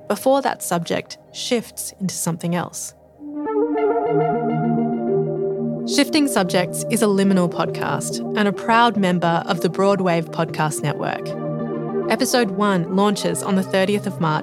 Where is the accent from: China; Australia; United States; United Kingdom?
Australia; I'm Asian Australian. My mum's Vietnamese and my dad is Italian.